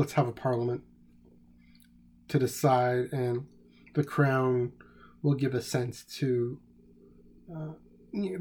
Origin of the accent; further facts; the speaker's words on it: Canada; I'm Canadian